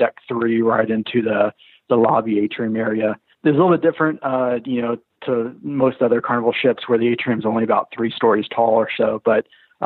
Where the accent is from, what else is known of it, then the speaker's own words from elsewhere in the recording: Texas, United States; moved away; I'm originally from Texas